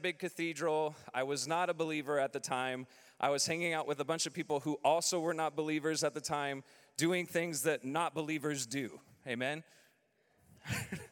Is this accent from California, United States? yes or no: yes; Southern California, United States; moved away as an adult; We're originally from Southern California